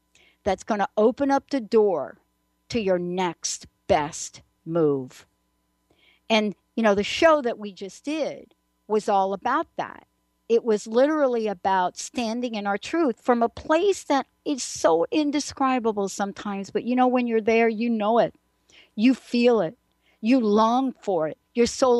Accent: New York City, New York, United States; moved away; also born or lived in New Jersey / Seattle; I'm a girl from the Bronx

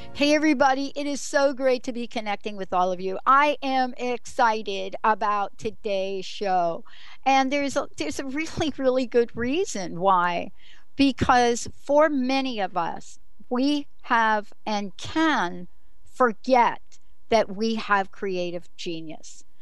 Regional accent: New York City, New York, United States; accent: New York; moved away; I'm a girl from New York City.

